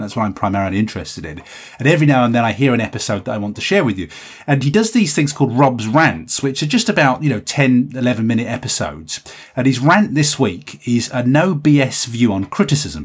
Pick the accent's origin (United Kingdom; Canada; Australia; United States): United Kingdom; Cumbria, North West England; we're all from Cumbria.